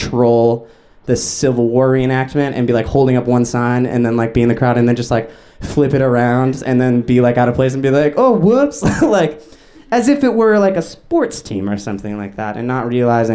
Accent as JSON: {"language": "English", "town": "Huntington Beach", "region": "California", "country": "United States", "said": "I'm from Huntington Beach"}